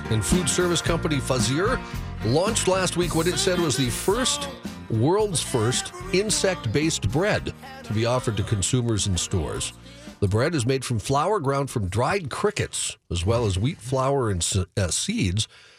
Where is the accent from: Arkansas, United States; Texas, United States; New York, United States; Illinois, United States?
Arkansas, United States; Growing up in Arkansas, that's pretty much one of the only Italian places.